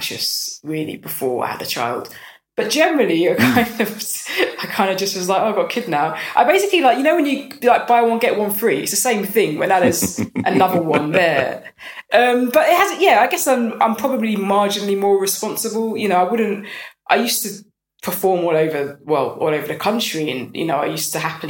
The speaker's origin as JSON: {"language": "English", "region": "London", "country": "United Kingdom", "said": "I'm from North London. I'm from a good area"}